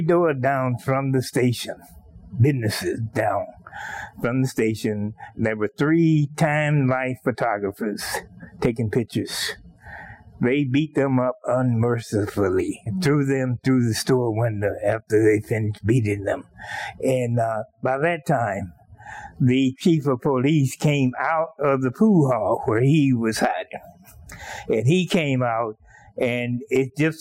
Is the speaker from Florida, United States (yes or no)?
no; 30 miles from Brookhaven, Mississippi, United States; 30 miles from my hometown, he was in Brookhaven, Mississippi